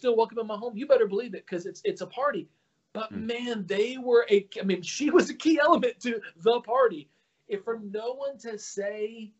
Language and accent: English; Alabama, United States; I was raised in Alabama, not the Jewish epicenter of the world